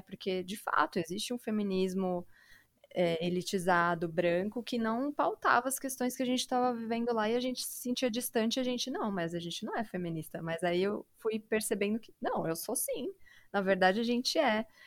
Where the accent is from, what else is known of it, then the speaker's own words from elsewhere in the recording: São Paulo, Brazil; moved away as an adult; now in Jundiaí, Brazil; eu sou da periferia de São Paulo, né, do Grajaú